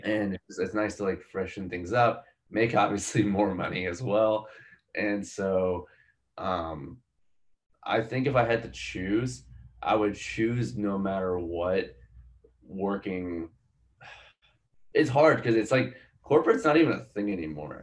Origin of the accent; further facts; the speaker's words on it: Palmyra, Pennsylvania, United States; moved away as an adult; also born or lived in India; where i grew up which was in a town called palmyra in pennsylvania